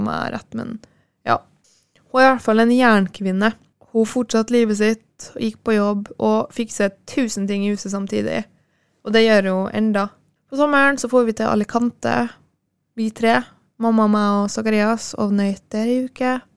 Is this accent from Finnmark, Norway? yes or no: no; Kristiansund, Møre og Romsdal, Norway; ble jeg nå boende hjemme i Kristiansund